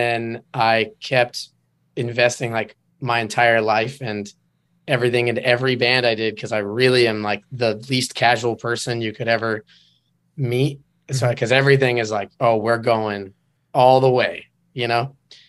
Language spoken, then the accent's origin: English; Enumclaw, Washington, United States; moved away as an adult; now in California, United States; I'm from Enumclaw, Washington.